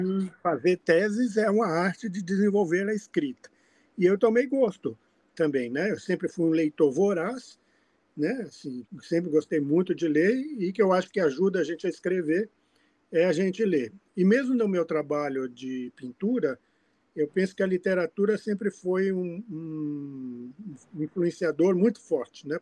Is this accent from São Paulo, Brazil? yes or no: yes; São Paulo, Brazil; born or raised there; also born or lived in Fortaleza, Ceará, Brazil